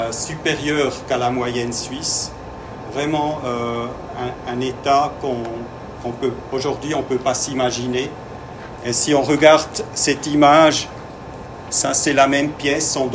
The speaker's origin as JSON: {"language": "French", "region": "Vienna", "country": "Austria", "said": "comme je viens de Vienne, euh, je peux un peu vous présenter comment ça s'est passé début du XXe siècle à, à Vienne."}